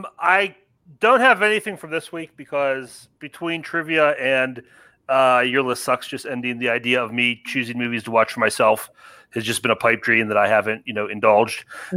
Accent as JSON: {"language": "English", "town": "Pittsburgh", "region": "Pennsylvania", "country": "United States", "said": "Cause I'm from Pittsburgh."}